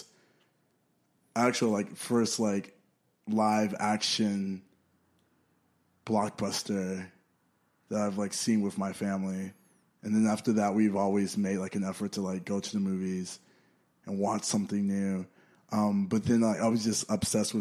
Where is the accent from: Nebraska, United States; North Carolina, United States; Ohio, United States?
North Carolina, United States; Greensboro; now in Los Angeles, United States; I'm from Greensboro, North Carolina, right in the center of North Carolina, Greensboro